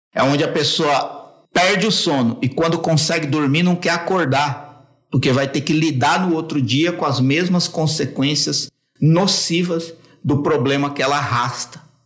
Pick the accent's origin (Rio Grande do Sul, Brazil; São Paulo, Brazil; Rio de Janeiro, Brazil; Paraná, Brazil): São Paulo, Brazil; Eu sou de São Paulo, tenho 42 anos